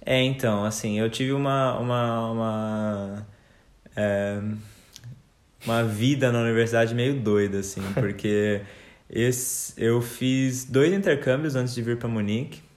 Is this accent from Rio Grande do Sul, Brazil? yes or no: no; São Paulo, Brazil; moved away as an adult; now in Munich, Germany; a gente é de São Paulo, minha mãe é de São Paulo